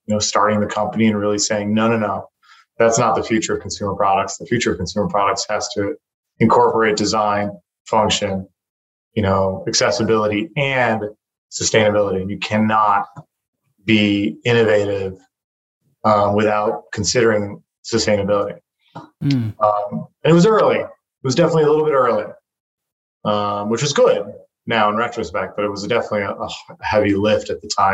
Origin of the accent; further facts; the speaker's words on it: Taiwan; moved away; also born or lived in United States / China; I was born and raised in Taiwan